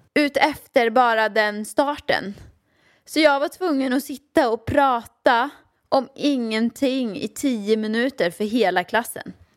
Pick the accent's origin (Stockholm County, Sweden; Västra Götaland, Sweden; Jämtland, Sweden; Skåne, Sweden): Västra Götaland, Sweden; Åmål; Jag växte upp i Åmål med min mamma och pappa, ja.